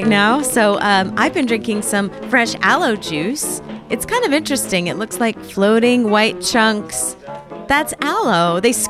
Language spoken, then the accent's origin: English; Connecticut, United States; Come on, I'm from Connecticut.